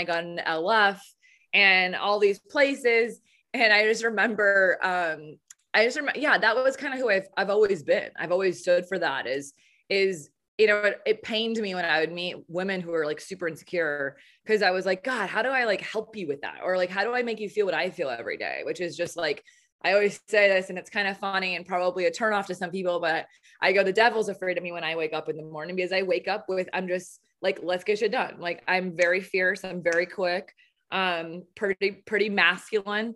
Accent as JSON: {"language": "English", "region": "Southern California", "country": "United States", "accent": "Southern", "said": "I'm from Southern California"}